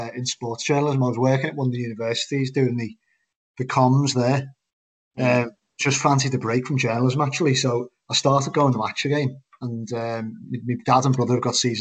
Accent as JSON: {"language": "English", "town": "Liverpool", "region": "North West England", "country": "United Kingdom", "tie": "born or raised there", "said": "I'm from West Derby, and I kind of lived around the corner from Melwood"}